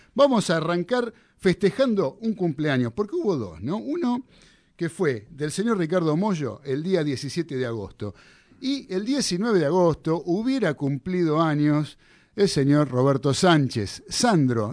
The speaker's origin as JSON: {"language": "Spanish", "region": "Buenos Aires", "country": "Argentina", "said": "yo soy del barrio de Caballito"}